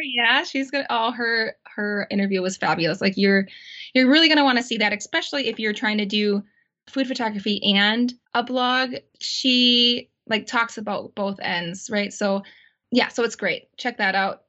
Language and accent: English; Auburndale, Wisconsin, United States; also born or lived in Milwaukee, Wisconsin; my hometown in Auburndale, Wisconsin